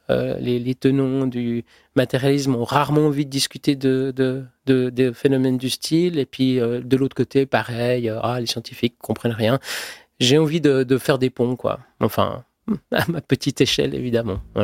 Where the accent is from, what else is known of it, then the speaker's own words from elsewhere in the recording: Switzerland; Je suis suisse, je suis né en Suisse